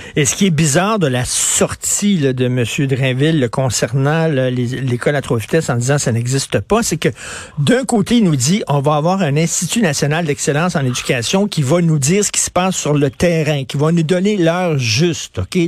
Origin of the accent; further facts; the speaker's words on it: Montreal, Quebec, Canada; je viens de Verdun, euh, près de Pointe-Saint-Charles. Je viens d'un milieu très modeste